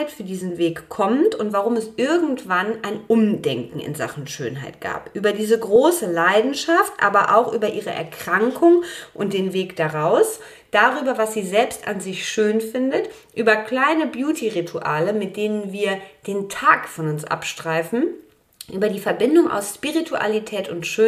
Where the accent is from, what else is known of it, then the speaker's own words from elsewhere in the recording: Hamburg, Germany; mit einem eigenen Studio in Hamburg in Winterhude, meiner alten Heimat.